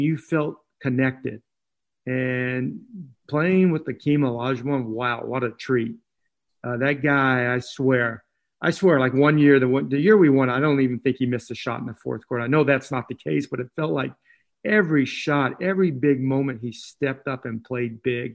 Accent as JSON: {"language": "English", "region": "Northern California", "country": "United States", "tie": "born or raised there", "said": "I grew up in Northern California"}